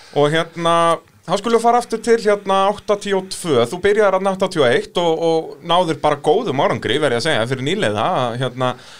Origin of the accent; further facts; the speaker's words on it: Iceland; við Íslendingar